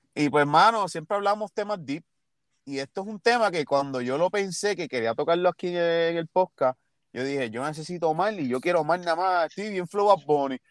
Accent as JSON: {"language": "Spanish", "town": "Ponce", "country": "Puerto Rico", "said": "yo soy de Ponce"}